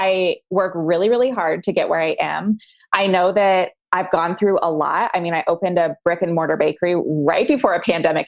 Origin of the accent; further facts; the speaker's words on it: Colorado, United States; now in Arkansas, United States; I'm actually from Colorado